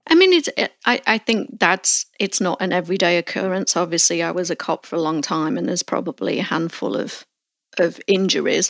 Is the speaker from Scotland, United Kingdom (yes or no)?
no; Melton Mowbray, East Midlands, United Kingdom; moved away; I recently visited my hometown of Melton Mowbray in Leicestershire, England, for the first time in 25 years